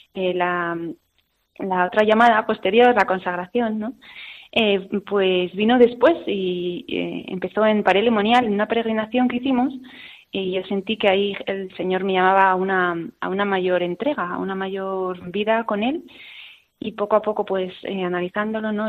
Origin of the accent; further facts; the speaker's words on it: a village in Burgos, Castile and León, Spain; moved away; nací en Burgos, en un pueblecito de Burgos, y por circunstancias de la vida, pues me mandaron interna a un colegio